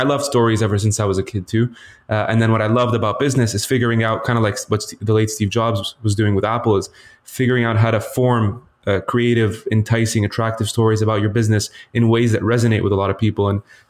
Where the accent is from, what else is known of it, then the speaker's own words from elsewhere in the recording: Lebanon; Yeah, so, you know, originally I was born in Lebanon, so Middle Eastern traditionally, and I actually grew up in the Middle East half my life.